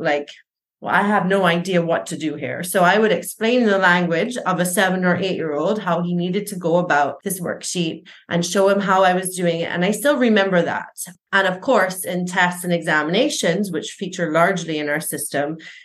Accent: Barbados; I was raised and educated in Barbados, the primary, secondary, and tertiary levels.

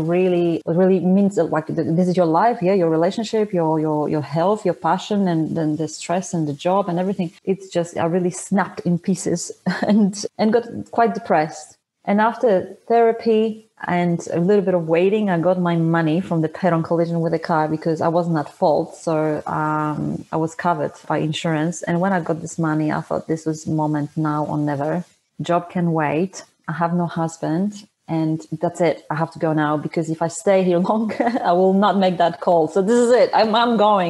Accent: Poland; first language Polish; English is a second language; moved away as an adult; also born or lived in Sydney, Australia; I was born in Poland. I immigrated to Australia in 2005. I lived there for 12 years.

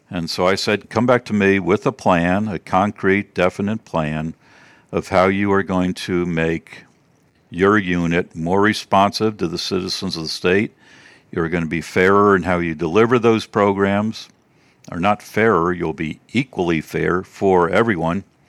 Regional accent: Baltimore, Maryland, United States; moved away as an adult; also born or lived in Georgia; I'm from Maryland, the Baltimore, D C area originally

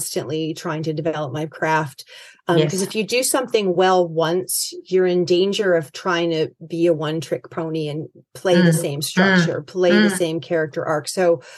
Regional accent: United States; accent: American; moved away as an adult; also born or lived in Boston; now in Australia; I'm American

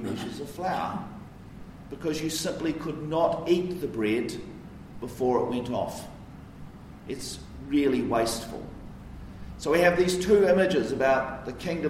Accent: Wellington, New Zealand; where I grew up in Karori.

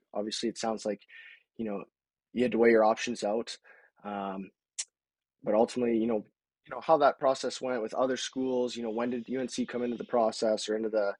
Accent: Medicine Hat, Alberta, Canada; moved away as an adult; I'm actually from Canada as well

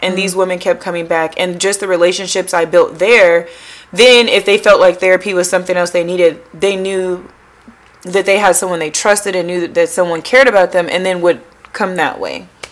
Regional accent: Tacoma, Washington, United States; now in Delaware, United States; I am a transplant, so I am from the West Coast, Tacoma, Washington specifically, now living in Delaware

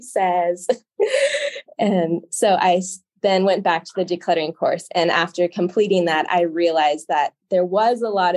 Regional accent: California, United States; also born or lived in Washington State; now in Washington, United States; I'm from California, but I'm living in Washington State right now.

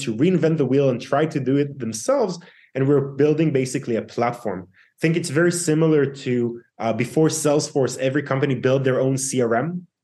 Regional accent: Israel; born and raised in Israel

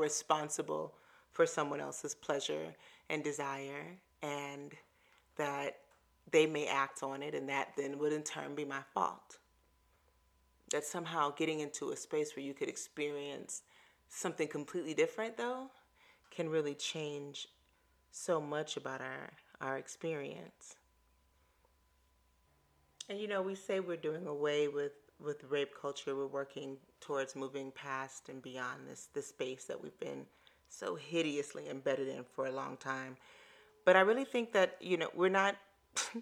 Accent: Chicago, Illinois, United States; moved away as an adult; also born or lived in Hawaii; now in Atlanta, United States; I grew up in Chicago and ran the lakefront where there are no cars.

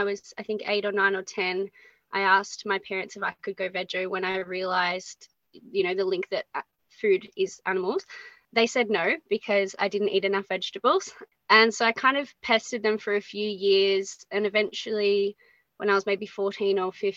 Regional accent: Geelong, Victoria, Australia; I grew up in Geelong on the Surf Coast, been based here my whole life

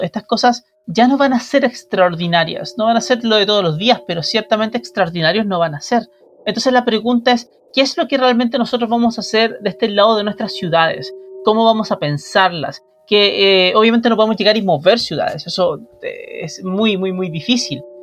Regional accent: Chile; como chilenos

